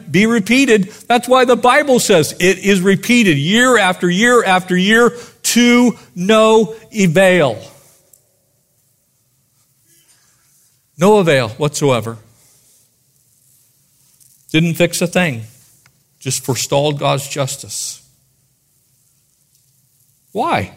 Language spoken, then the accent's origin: English; United States; I'm American